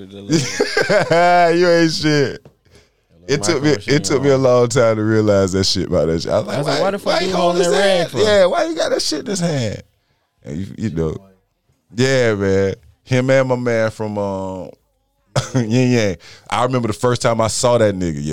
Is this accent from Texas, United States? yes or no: yes; Texas, United States; moved away; I was born in Texas